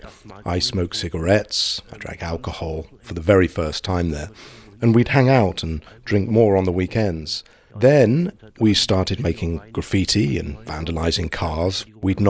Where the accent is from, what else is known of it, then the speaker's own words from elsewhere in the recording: Saxony, Germany; I'm originally from Saxony in the former East Germany.